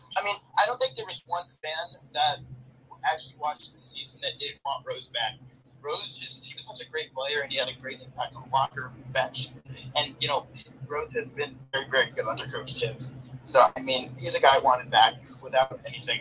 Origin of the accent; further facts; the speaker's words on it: New York City, New York, United States; I was born in Brooklyn